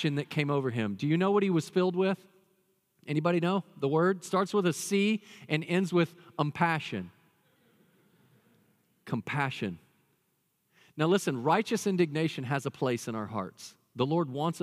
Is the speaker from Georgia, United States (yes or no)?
no; Dallas, Texas, United States; I've got a twin brother. We grew up in Dallas, Texas